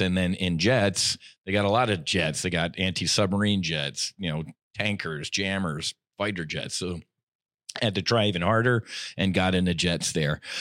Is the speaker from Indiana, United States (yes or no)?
no; Jersey Shore, New Jersey, United States; moved away as an adult; also born or lived in South Philadelphia / Florida; we were raised on the Jersey Shore